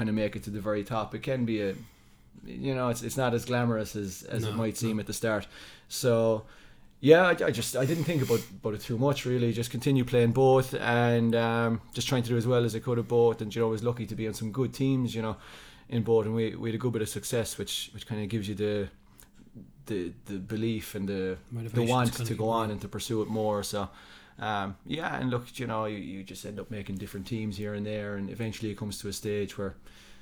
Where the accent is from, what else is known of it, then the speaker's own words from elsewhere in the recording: Killarney, Munster, Ireland; also born or lived in Dublin / Wexford / Reading, England; I was just going on 4 years old when we moved here. So it's pretty much like, you know, all my life